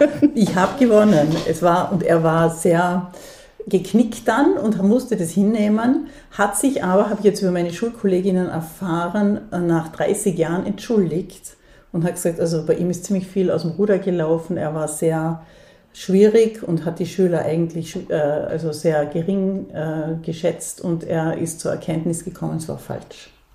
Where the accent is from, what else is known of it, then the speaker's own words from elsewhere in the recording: Dornbirn, Vorarlberg, Austria; moved away; also born or lived in Bregenz; Ich bin in Bregenz geboren und in Dornbirn aufgewachsen